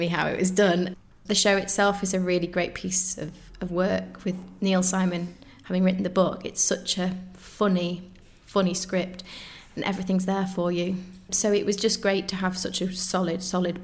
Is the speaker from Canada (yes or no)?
no; Macclesfield, North West England, United Kingdom; So I grew up in Macclesfield in Cheshire, so northwest